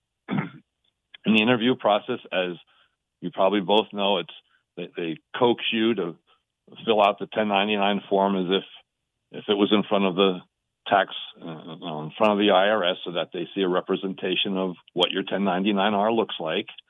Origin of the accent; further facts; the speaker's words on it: Allentown, Pennsylvania, United States; moved away as an adult; now in Denver, United States; I'm from Ara-, Allentown originally. We moved out here to be with the grandkids